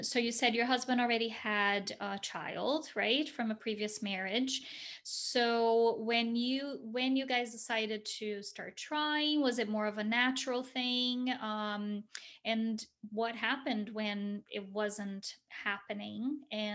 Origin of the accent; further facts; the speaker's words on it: Brazil; I'm from Brazil